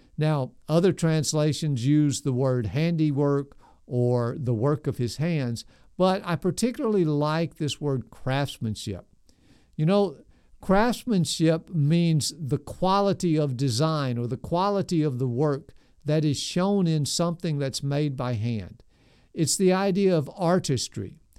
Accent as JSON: {"language": "English", "town": "Nashville", "region": "Tennessee", "country": "United States", "tie": "born or raised there", "said": "I grew up in South Nashville, right in the middle of the city"}